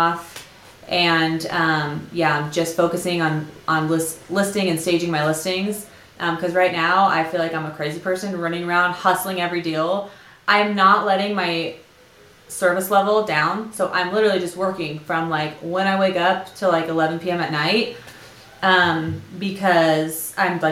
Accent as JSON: {"language": "English", "town": "San Diego", "region": "California", "country": "United States", "moved": "yes", "lives_now": "Utah, United States", "said": "I'm from North County, San Diego originally, but I've been here for like 15 years"}